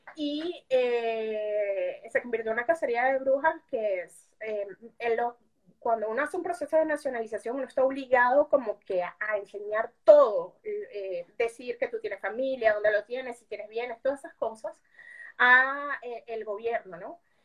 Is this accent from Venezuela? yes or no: yes; Venezuela; moved away as an adult; now in Peru; como nosotros, como los venezolanos que hemos vivido, sufrido e incluso sobrevivido a la persecución del régimen, y eso es lo que nos ha llevado a ti, a mí, a millones de venezolanos a salir.